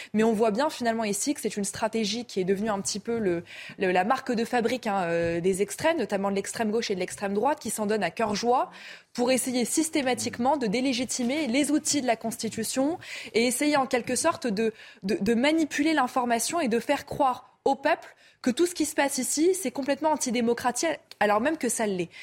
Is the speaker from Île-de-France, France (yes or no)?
yes; Seine-Saint-Denis, Île-de-France, France; je viens de Seine-Saint-Denis